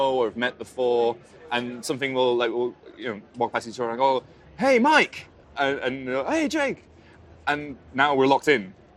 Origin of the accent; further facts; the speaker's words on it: Northern England, United Kingdom; I'm from Northern England, so I only know parts of the language.